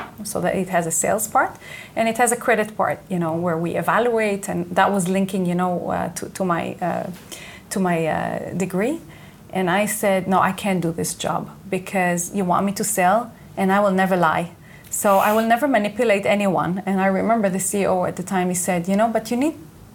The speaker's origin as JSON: {"language": "English", "country": "Israel", "tie": "born or raised there", "second_language": "English", "moved": "as an adult", "said": "I was born and raised here in Israel."}